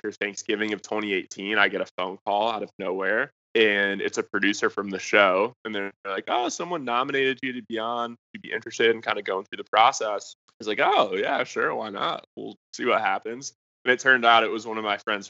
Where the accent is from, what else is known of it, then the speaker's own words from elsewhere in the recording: Michigan, United States; moved away as an adult; also born or lived in Dallas, Texas; I was from Michigan originally. Wanted to go somewhere warm for college because I was tired of the snow